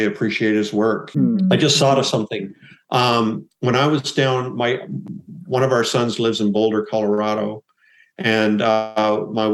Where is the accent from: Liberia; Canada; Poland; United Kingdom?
Canada; being Canadian, you know, I live in a beautiful country